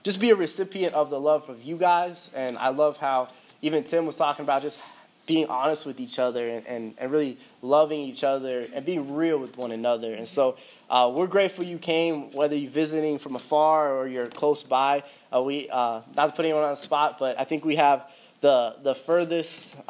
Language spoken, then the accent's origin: English; Fort Lauderdale, Florida, United States; also born or lived in Miami, Florida; growing up in Broward County in Fort Lauderdale, going to high school there